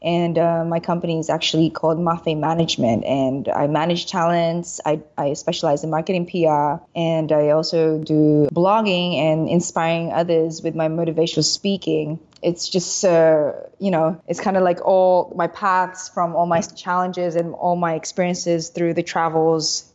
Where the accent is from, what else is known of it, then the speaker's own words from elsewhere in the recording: Sydney, New South Wales, Australia; moved away as an adult; now in Philippines; with my accent, I guess you can tell I grew up in Australia. So we left when I was 6 years old. We migrated to Sydney and I went to school there, finished college there, and then I came back to the Philippines.